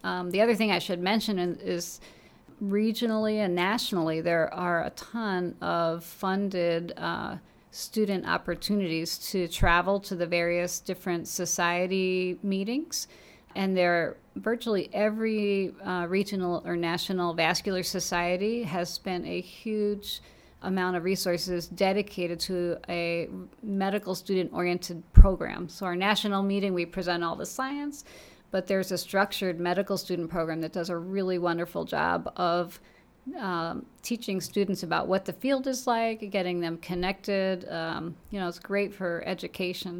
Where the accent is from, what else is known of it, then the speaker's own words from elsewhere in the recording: Long Island, New York, United States; moved away as an adult; also born or lived in Saint Louis / Chicago; I actually grew up on Long Island, New York